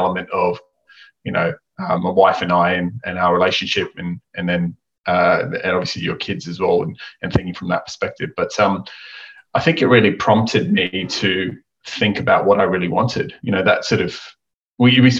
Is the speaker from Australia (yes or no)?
yes; Australia; accent: Aussie; my Aussie accent